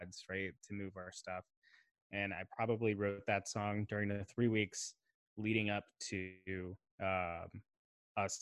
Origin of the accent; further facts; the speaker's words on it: Chicago, Illinois, United States; moved away as an adult; having grown up in Chicago, and you know, very much identifying with that city as home